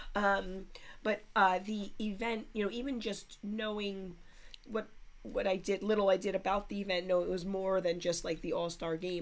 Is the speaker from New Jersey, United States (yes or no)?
yes; North Caldwell, New Jersey, United States; I grew up in North Caldwell